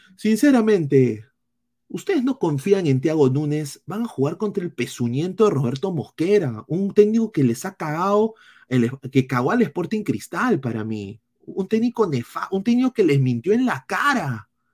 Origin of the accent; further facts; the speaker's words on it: Peru; como peruanos